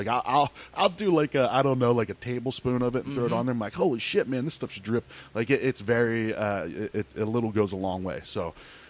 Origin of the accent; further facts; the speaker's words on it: Midwest, United States; growing up in the Midwest